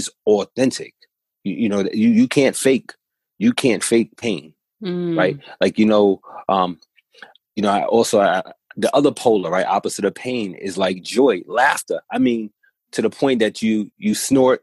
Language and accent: English; New York City, New York, United States; I'm from New York City